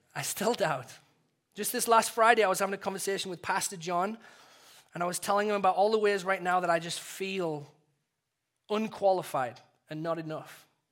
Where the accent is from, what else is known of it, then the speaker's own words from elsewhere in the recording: England, United Kingdom; When I first became a Christian, uh, in growing up in England